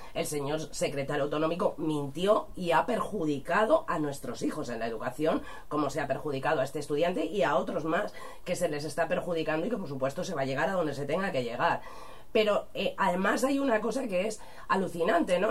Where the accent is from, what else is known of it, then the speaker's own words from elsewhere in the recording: Spain; nuestro país, a nuestras lenguas, a nuestras tradiciones